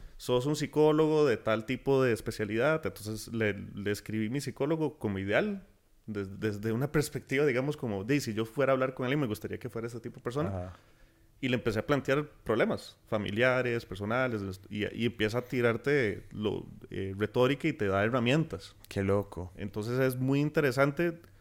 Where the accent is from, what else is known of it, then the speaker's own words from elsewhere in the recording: Costa Rica; nosotros como costarricenses